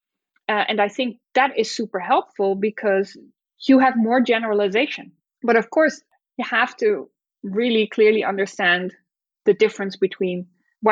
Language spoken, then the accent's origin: English; Netherlands; moved away; in the Netherlands, it's my home country